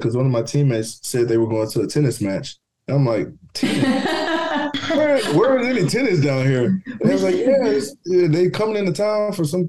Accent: Houston, Texas, United States; moved away as an adult; now in Kentucky, United States; So, but Houston, Texas, born and raised, I've been here my whole life. I've been there my whole life. Who would have thought I'd be in Cincinnati? Actually, my house is in Kentucky. I'm in Kentucky

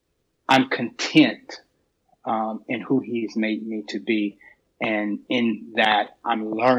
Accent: Raleigh, North Carolina, United States; I am a young man still, I guess, from born and raised in Raleigh.

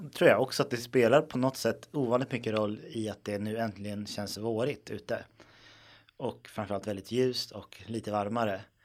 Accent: Stockholm, Stockholm County, Sweden; jag är uppväxt i Stockholm

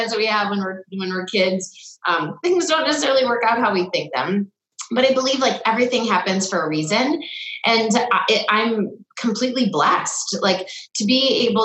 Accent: Salinas, California, United States; I was a figure skater as I grew up in Salinas.

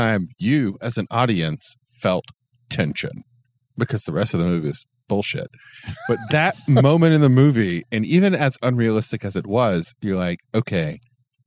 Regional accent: United States; I'm an American

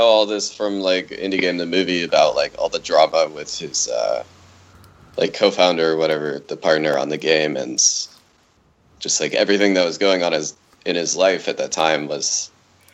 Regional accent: North Carolina, United States; I grew up in North Carolina

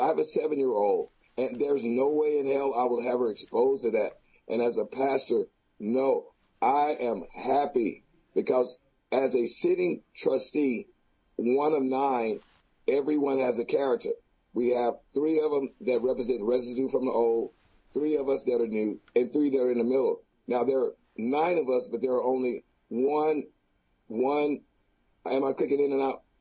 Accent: Houston, Texas, United States; the city of Houston, I've been here all my life, 57 years

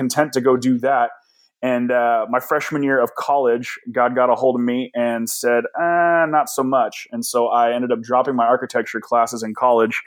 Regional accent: Danville, California, United States; I've been out of Danville now for 12 years

